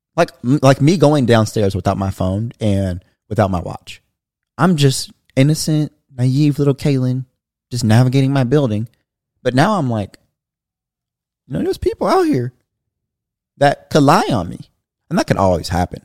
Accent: Bakersfield, California, United States; moved away as an adult; now in Dallas, United States; I'm coming from Bakersfield, where it's a small town

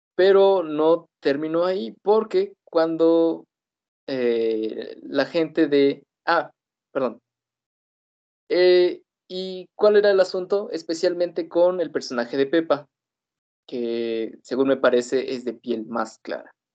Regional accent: Mexico; la realidad que vivimos aquí en Latinoamérica

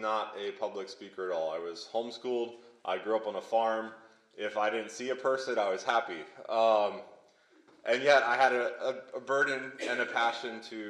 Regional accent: Lebanon, Pennsylvania, United States; I grew up in Lebanon, Pennsylvania. It's near Hershey, Pennsylvania

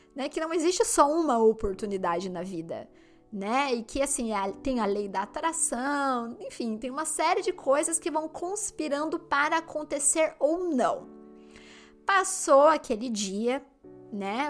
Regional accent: Limeira, São Paulo, Brazil; moved away as an adult; now in London, United Kingdom; na minha cidade onde eu nasci, no interior de São Paulo, Limeira

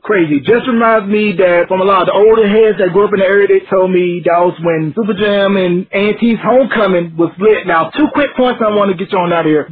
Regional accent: Northampton County, North Carolina, United States; I'm from Northampton County

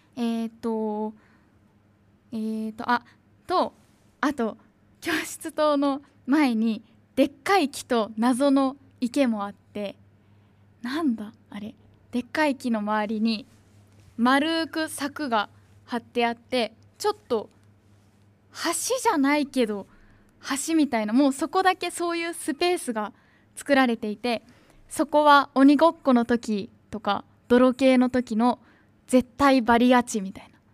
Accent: Tachikawa, Tokyo, Japan; 私の地元東京都立川市にある新生小学校

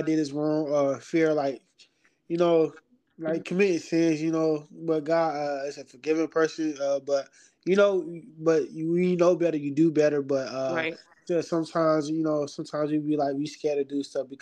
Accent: Augusta, Georgia, United States; moved away as an adult; now in Lima, United States; I'm from Augusta, born and raised. Been there all my life.

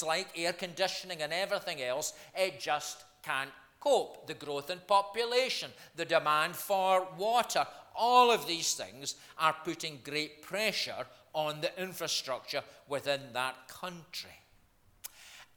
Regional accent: Scotland, United Kingdom; I'm from Scotland

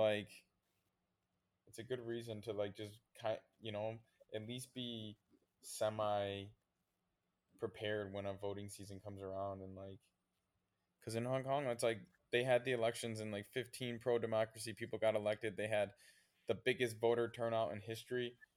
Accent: United States

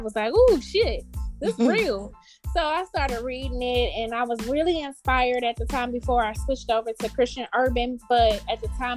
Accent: Detroit, Michigan, United States; I'm from Detroit

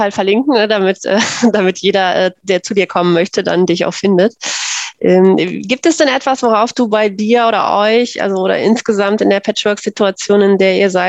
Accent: North Rhine-Westphalia, Germany; ich komme ja auch aus NRW

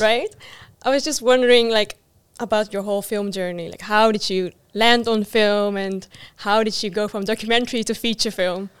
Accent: Netherlands; I grew up in the Netherlands, which has like a real, you know, uh, Western mindset as well

